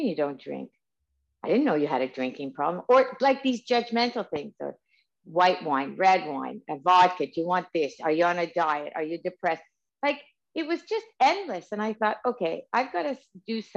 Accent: Canada; I'm Canadian.

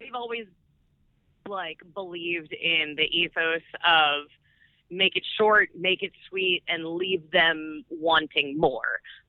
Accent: Baltimore, Maryland, United States; Yeah, we're from Baltimore, which is in Maryland.

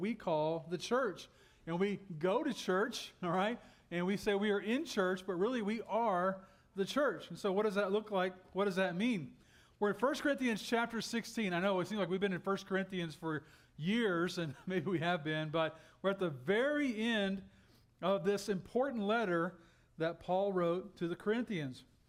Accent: Texas, United States; moved away; I'm from Texas

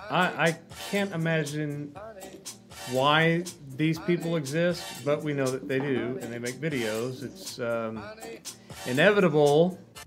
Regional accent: Arkansas, United States; I'm from Arkansas. We have all kinds of stupid idioms.

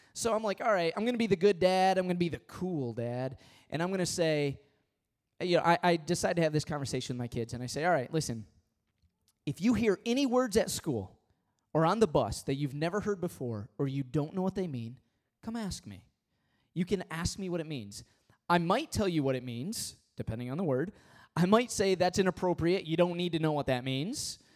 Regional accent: Michigan, United States; I was born and raised in Michigan

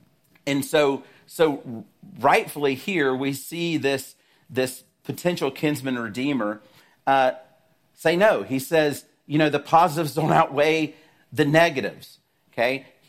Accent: the South, United States; maybe it's because I'm from the South that it's so funny to me

